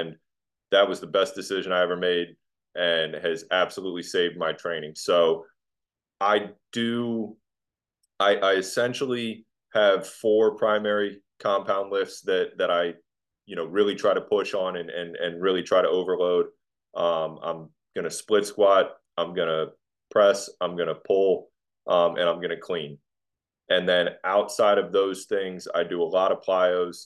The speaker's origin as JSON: {"language": "English", "town": "Virginia Beach", "region": "Virginia", "country": "United States", "tie": "born or raised there", "moved": "as an adult", "lives_now": "Dallas-Fort Worth, United States", "said": "I'm from Virginia Beach and you know, lived on the Atlantic Ocean my whole life"}